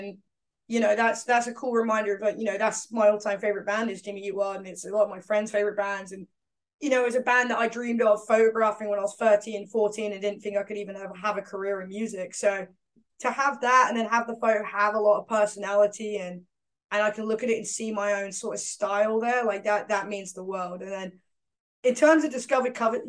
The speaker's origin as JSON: {"language": "English", "region": "London", "country": "United Kingdom", "accent": "East End", "said": "my East End accent doesn't come out."}